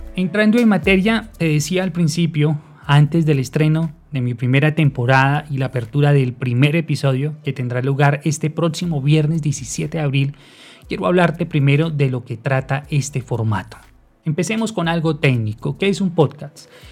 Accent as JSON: {"language": "Spanish", "town": "Barbosa", "region": "Santander", "country": "Colombia", "tie": "born or raised there", "said": "nací y vivo actualmente en Barbosa, Santander"}